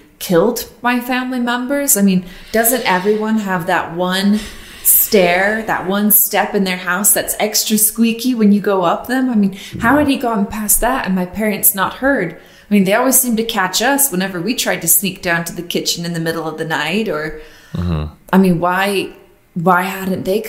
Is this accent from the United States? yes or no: yes; Utah, United States; I grew up in Utah